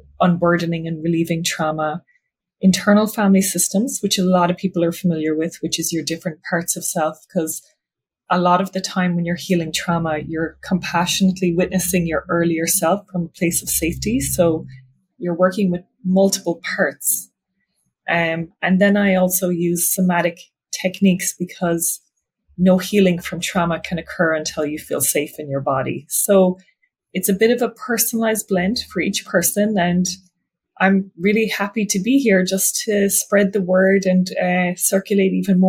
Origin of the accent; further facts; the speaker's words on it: Ireland; now in New York City, United States; I'm originally from Ireland, but I now have a private practice in New York City